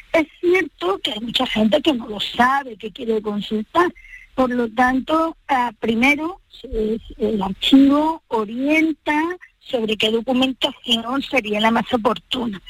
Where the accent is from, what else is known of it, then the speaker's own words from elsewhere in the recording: Andalusia, Spain; para los que somos de estas partes